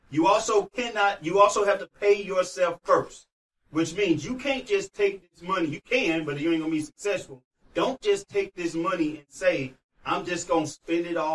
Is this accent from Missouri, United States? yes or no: yes; St. Louis, Missouri, United States; I'm from St. Louis, y'all.